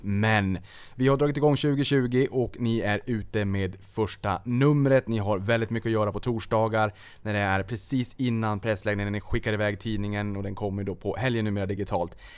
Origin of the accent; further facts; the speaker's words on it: Boden, Norrbotten County, Sweden; jag är ju från Boden